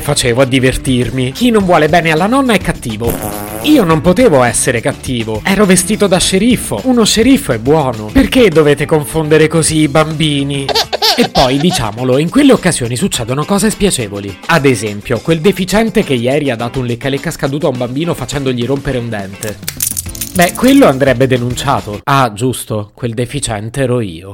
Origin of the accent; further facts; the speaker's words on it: Italy; sono nato in Italia